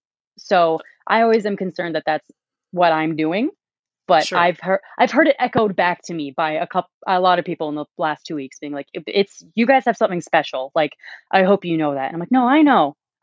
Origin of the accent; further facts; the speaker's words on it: Calgary, Alberta, Canada; I think we also work really hard to have good bands, because no one's going to notice us just because we're from Calgary.